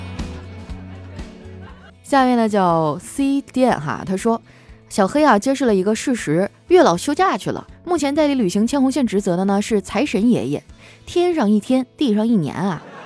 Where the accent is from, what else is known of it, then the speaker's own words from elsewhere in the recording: Qitaihe, Heilongjiang, China; moved away as an adult; also born or lived in Harbin; 我的老家，我小时候生活的地方叫七台河，那是一个以煤为生的城市